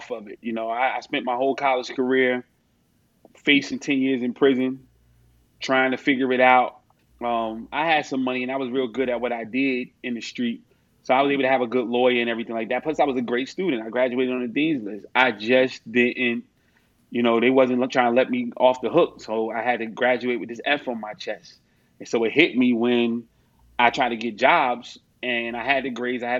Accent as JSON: {"language": "English", "region": "North New Jersey", "country": "United States", "tie": "born or raised there", "said": "growing up in North New Jersey, grew up in a family full of, you know, junkies"}